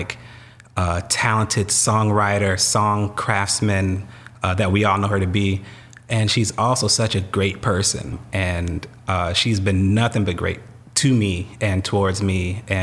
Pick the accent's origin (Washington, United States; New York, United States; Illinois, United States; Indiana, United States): Indiana, United States; Fort Wayne; moved away as an adult; now in Los Angeles, United States; I was born and raised in Fort Wayne, Indiana